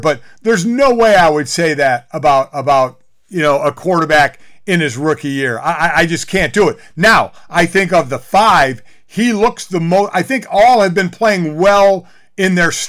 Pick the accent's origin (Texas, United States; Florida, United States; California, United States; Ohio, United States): Ohio, United States; Cleveland; my hometown Cleveland Browns.